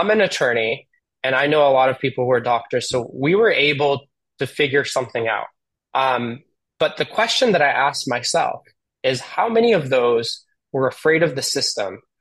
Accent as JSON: {"language": "English", "country": "United States", "tie": "born or raised there", "said": "My parents are immigrants, and they came here, and I was born here in the United States."}